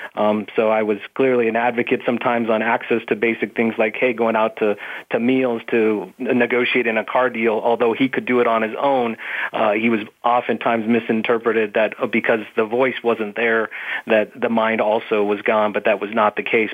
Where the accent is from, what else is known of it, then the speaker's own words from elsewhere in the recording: Phoenix, Arizona, United States; I'm from Arizona, was raised in Phoenix